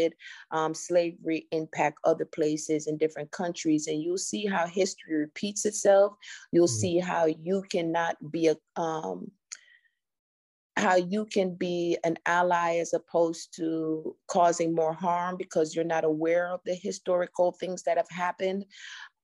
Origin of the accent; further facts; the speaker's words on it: Jamaica; now in United States; I'm an immigrant from Jamaica